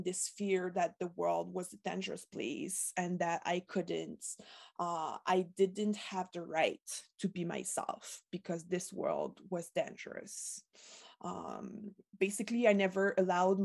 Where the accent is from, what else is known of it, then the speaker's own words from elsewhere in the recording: Quebec, Canada; first language French; English is a second language; I was born in Quebec, in a middle-class family